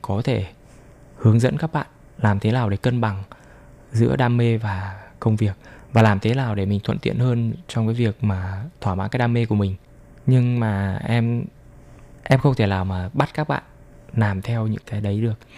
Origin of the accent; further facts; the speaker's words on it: Vietnam; now in Taiwan; mình là người Việt Nam